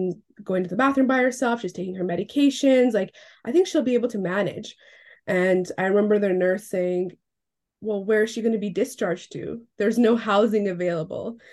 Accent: Iran; now in West Vancouver, Canada; I'm originally from Iran, but I now live on the unceded lands of the Musqueam, the Squamish, and the Tsleil-Waututh, also known as West Vancouver

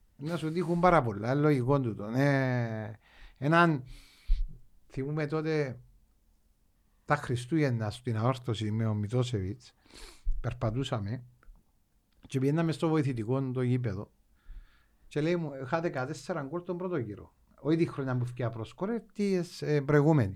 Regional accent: Agios Nikolaos, Limassol District, Cyprus; γεννήθηκα στον Άι Νικόλα

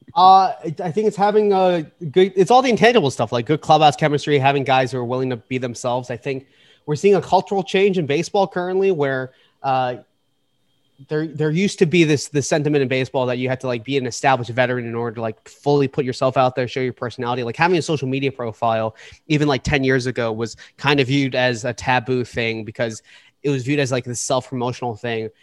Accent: Boston, Massachusetts, United States; now in New York, United States; I live in New York now. I'm originally from Boston

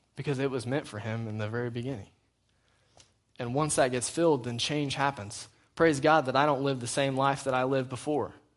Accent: United States; I'm still an American

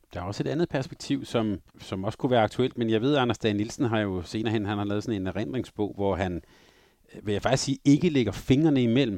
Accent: Denmark; som lille dreng i Danmark

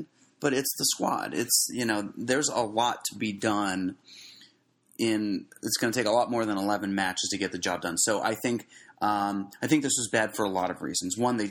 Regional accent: United States; being an American

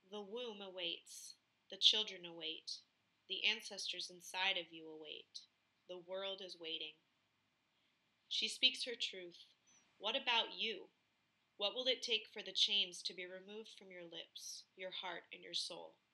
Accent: Philadelphia, Pennsylvania, United States; moved away; also born or lived in Plymouth, Minnesota; It's in Philly, my home state.

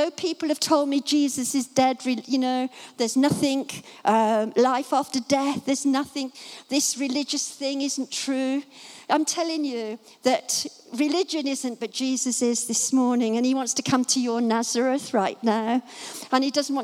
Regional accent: Dunstable, East of England, United Kingdom; my hometown this morning, comes to Dunstable

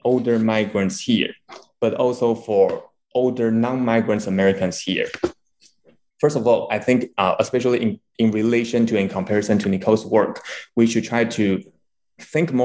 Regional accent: Taiwan; moved away; also born or lived in United States / Hong Kong; I'm originally from Taiwan

